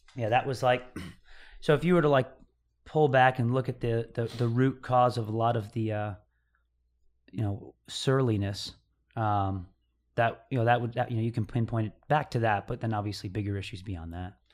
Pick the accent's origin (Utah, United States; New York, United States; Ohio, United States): New York, United States; upstate; I was born in New York. I think a, a little town called Mayapack, New York. Yeah. So, I mean, That's where I grew up, around that area, like upstate New York